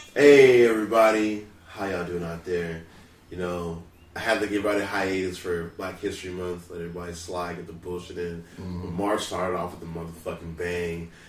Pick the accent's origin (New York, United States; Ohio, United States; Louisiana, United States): Louisiana, United States; now in San Diego, United States; I'm from Louisiana.